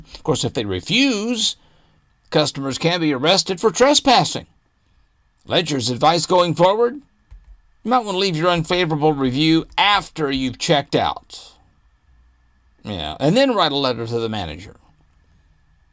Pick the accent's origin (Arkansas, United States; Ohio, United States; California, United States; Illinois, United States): Arkansas, United States; I grew up in Arkansas, and I've stayed in some pretty seedy places in Arkansas.